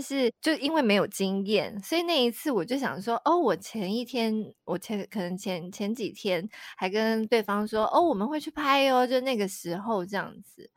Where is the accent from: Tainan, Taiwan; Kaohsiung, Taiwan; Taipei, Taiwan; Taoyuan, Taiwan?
Tainan, Taiwan; 我们台南人